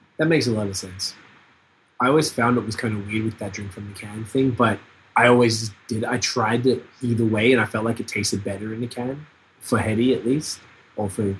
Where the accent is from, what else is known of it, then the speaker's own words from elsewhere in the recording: Canada; we're from Canada